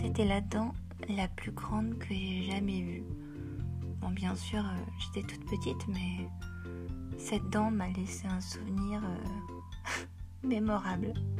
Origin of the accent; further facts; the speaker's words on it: Paris, Île-de-France, France; j'ai grandi à Paris